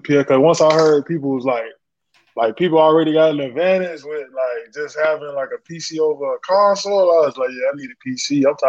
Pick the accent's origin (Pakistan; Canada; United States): United States; West Palm Beach, Florida; I'm from West Palm Beach, Florida. I went to Royal Palm Beach High School, and I went to University of Florida, the University of Florida for college.